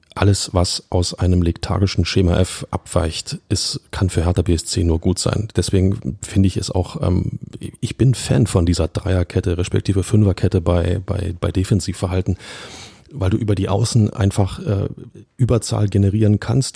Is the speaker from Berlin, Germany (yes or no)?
yes; Berlin, Germany; als Urberliner